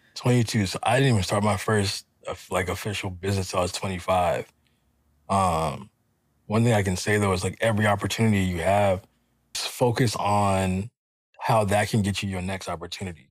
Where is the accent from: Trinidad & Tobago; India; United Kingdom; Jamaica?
Jamaica; I'm Jamaican.